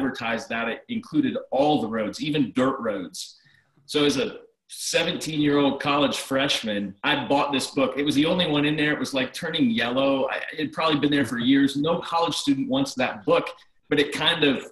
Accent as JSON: {"language": "English", "region": "Ohio", "country": "United States", "tie": "born or raised there", "also_born_or_lived": "West Virginia", "moved": "as an adult", "said": "I grew up in Ohio and came to West Liberty State College"}